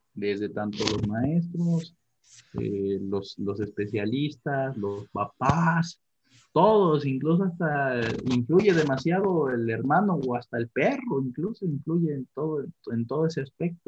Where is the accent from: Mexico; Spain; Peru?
Mexico; tenemos como como mexicanos